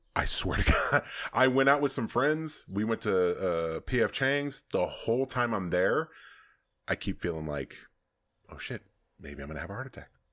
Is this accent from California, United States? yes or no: yes; Southern California, United States; also born or lived in Texas / Colorado; I was here at eighteen months